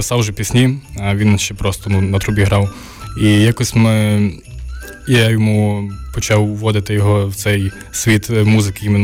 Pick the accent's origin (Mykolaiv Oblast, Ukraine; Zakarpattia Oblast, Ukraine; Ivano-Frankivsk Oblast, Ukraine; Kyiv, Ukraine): Ivano-Frankivsk Oblast, Ukraine; Kalush; now in Lviv, Ukraine; Так насправді дійсно багато дуже артистів з Калуша. Ну і тим більше я теж з Калуша, бо я у Львові живу